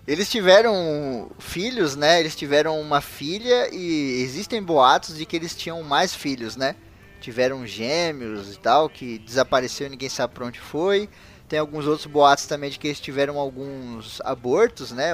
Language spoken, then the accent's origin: Portuguese; Brazil; eu, como brasileiro conhecedor da história do meu país